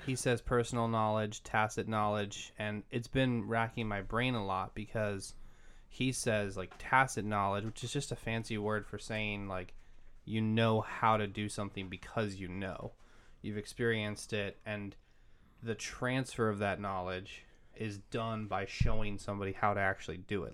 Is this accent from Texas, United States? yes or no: no; Massachusetts, United States; moved away; also born or lived in Maryland / Pennsylvania; I grew up in Massachusetts